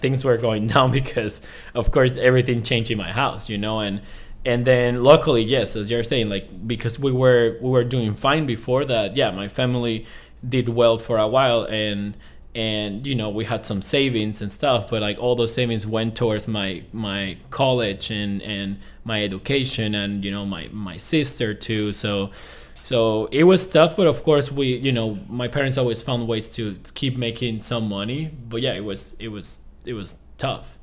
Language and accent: English; Venezuela; English is a second language; moved away as an adult; also born or lived in Ecuador; I was actually just pretty much running away from Venezuela. Um, I graduated college in two thousand seventeen. Um, and I, in that, that moment, I left the country